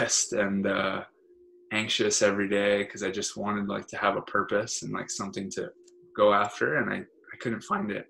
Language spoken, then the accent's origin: English; Hawaii, United States; moved away as an adult; now in California, United States; I'm born and raised in Hawaii